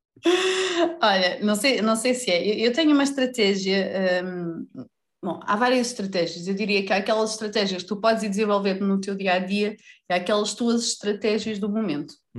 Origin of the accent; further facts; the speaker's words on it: Vila Real, Norte, Portugal; moved away; also born or lived in Lisbon; eu nasci em Lisboa, cresci em Vila Real, voltei para Lisboa, já vivi no Norte, já vivi no Sul